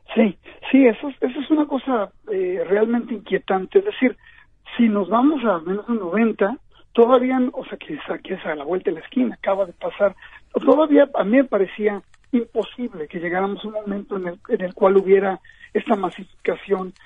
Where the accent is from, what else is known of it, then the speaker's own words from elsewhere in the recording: Mexico; moved away as an adult; now in New York, United States; yo nací en México